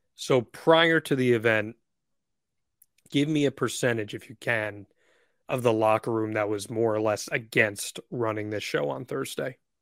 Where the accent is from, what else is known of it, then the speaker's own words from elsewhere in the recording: New Jersey, United States; growing up in New Jersey